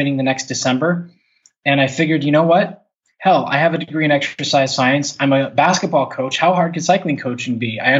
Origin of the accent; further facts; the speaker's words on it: Pittsburgh, Pennsylvania, United States; moved away as an adult; now in Tel Aviv, Israel; Born and raised in Pittsburgh, a Steelers fan through and through